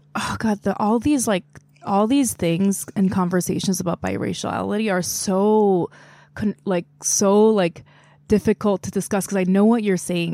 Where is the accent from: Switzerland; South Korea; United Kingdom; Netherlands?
South Korea; moved away as an adult; now in United States; I grew up in Korea, I was born there